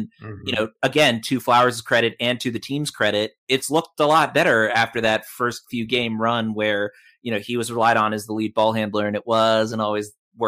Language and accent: English; Australia; as an Australian, I think the odds are probably better